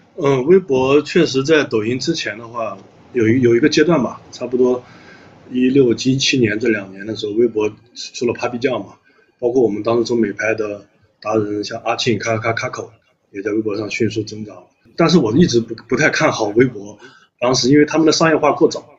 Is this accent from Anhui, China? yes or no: yes; a county town in Anhui, China; moved away; 因为我也是来自于下沉市场的，我家里面是安徽的一个县城，我老家